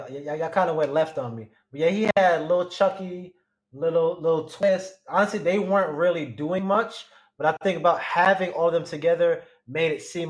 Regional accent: New York, United States; I'm from New York, you know?

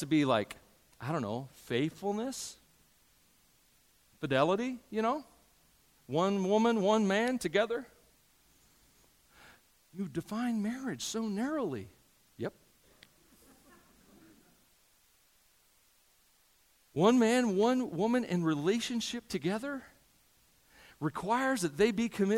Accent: United States; I'm an American, and I'm proud to be an American a lot of days

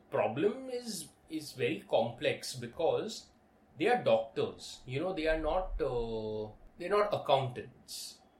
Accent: Kazakhstan; Look, I'm from Kazakhstan.

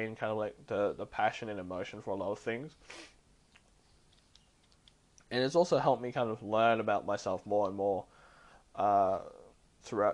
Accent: Australia; I'm an Asian who was born in Australia, and like I've had my difficulties growing up in Australia

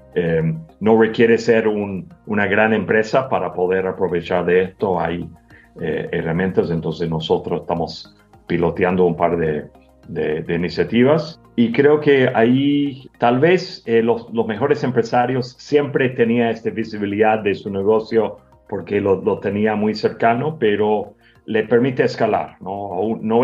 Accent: United States; moved away as an adult; primero yo soy gringo, llevo más que 25 años trabajando en la región

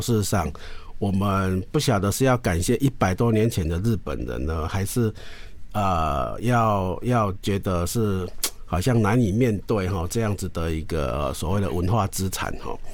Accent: Taiwan; 我们台湾人

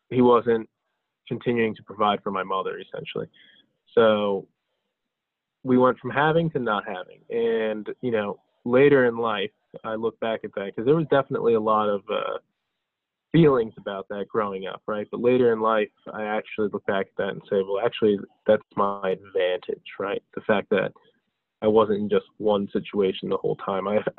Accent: New Jersey, United States; my father moved here from Bulgaria and my mother's Brazilian, but I was born here in the United States in New Jersey.

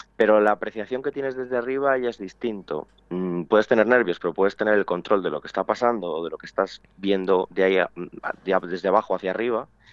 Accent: Pedrajas de San Esteban, Castile and León, Spain; aquí en Pedrajas, en mi pueblo

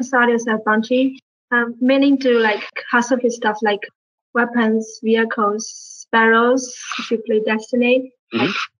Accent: Shanghai, China; moved away as an adult; now in United States; I come from Shanghai, China.

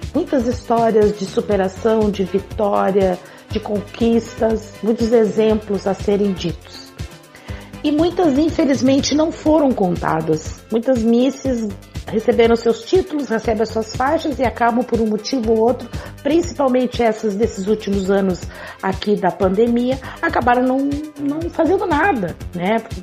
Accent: South Region, Brazil; eu sou daqui do Sul

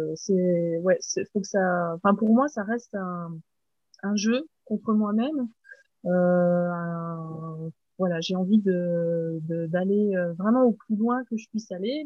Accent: Haut-Doubs, Bourgogne-Franche-Comté, France; je suis euh, originaire de Franche-Comté, donc c'est euh, une région dans l'est de la France, et plus précisément du Haut-Doubs

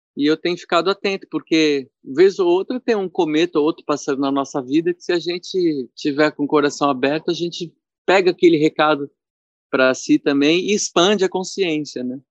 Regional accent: São Paulo, Brazil; Eu fui criado ali na Zona Leste de São Paulo

